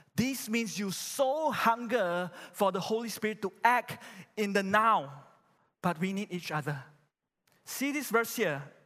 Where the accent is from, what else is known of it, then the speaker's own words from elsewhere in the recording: Malaysia; I'm a Malaysian